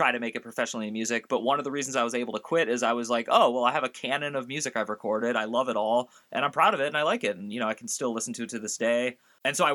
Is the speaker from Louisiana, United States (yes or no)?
no; San Francisco, California, United States; I'm from San Francisco